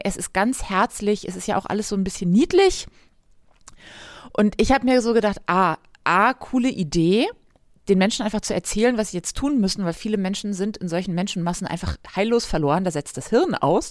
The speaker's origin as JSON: {"language": "German", "region": "Northern Germany", "country": "Germany", "said": "da wo ich herkomme, aus dem Norden"}